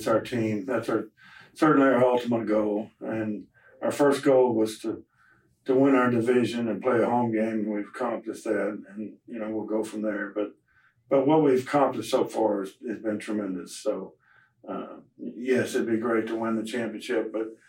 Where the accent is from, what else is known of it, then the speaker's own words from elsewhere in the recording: Texas, United States; I mean, I'm sure being a Texan, number one, I think, and living all over the country, you have a great feeling for Texas people